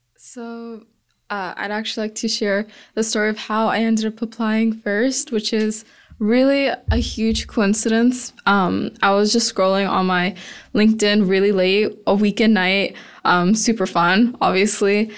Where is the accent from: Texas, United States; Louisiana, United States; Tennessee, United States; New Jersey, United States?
Texas, United States; Houston; growing up in Houston, where oil and gas is so huge